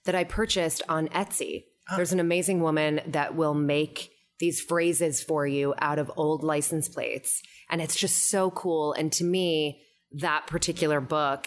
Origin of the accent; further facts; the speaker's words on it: New Rochelle, New York, United States; moved away as an adult; now in New York City, United States; I grew up in New Rochelle